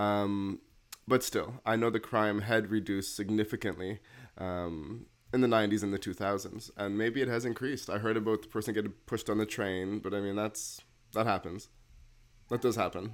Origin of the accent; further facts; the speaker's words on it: Toronto, Ontario, Canada; moved away as an adult; now in New Brunswick, Canada; me growing up in Toronto, I obviously was exposed to a lot more diversity